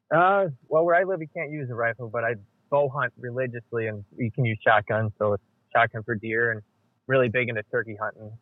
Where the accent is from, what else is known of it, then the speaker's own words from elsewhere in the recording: Western New York, United States; I'm from Western New York.